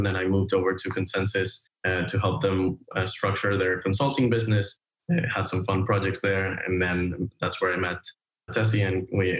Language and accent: English; Venezuela; now in United States; I'm the co-founder of Liquality. Originally, I'm from Venezuela. I was born and raised there and then moved over to the States.